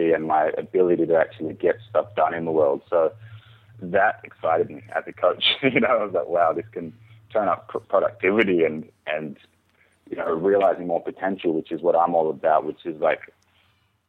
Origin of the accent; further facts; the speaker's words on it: Byron Bay, New South Wales, Australia; moved away as an adult; also born or lived in Jamaica / Melbourne, Australia; now in Tasmania, Australia; growing up in Byron Bay